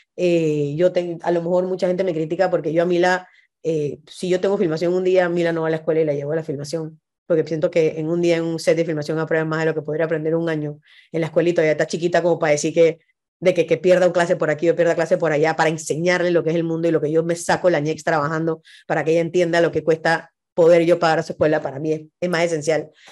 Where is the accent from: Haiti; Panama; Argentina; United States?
Panama; Somos gente que vinimos de un país de 4 millones de habitantes